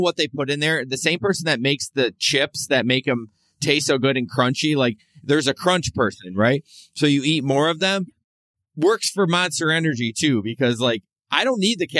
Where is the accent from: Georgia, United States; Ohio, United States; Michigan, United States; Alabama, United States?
Michigan, United States; Grand Rapids; I'm from Grand Rapids